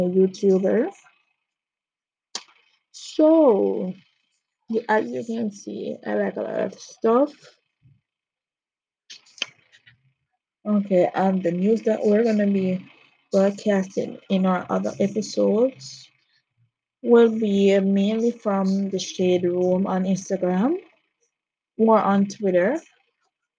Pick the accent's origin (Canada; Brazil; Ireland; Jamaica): Jamaica; I'm from Jamaica